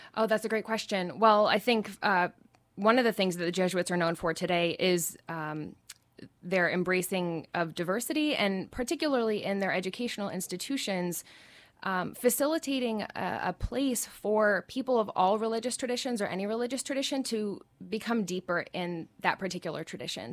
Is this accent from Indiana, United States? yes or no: yes; Indianapolis, Indiana, United States; I grew up in Indianapolis, which is the, the capital city